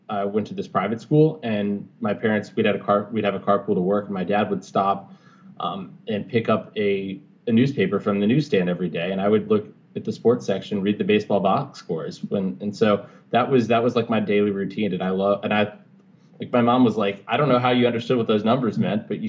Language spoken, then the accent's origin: English; Alexandria, Virginia, United States; also born or lived in Natchez, Mississippi; now in Boston, United States; in Alexandria, Virginia, where I grew up